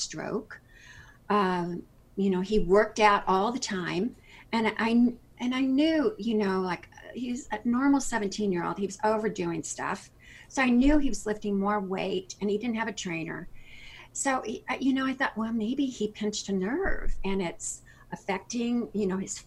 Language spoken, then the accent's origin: English; Kansas City, United States; moved away as an adult; now in South Florida, United States; I'm originally from Kansas City. I've been here since 92. We moved in, moved down here 3 weeks before Hurricane Andrew